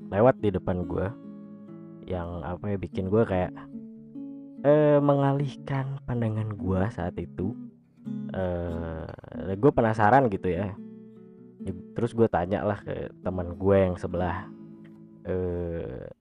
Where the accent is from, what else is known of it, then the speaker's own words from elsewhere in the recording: Sukabumi, West Java, Indonesia; also born or lived in Bandung; gue lahir di Bandung pada tahun 1996 kebetulan gue di kelas 3 SD itu gue pindah uh, ke kota lain dan kebetulan kota itu adalah kota Sukabumi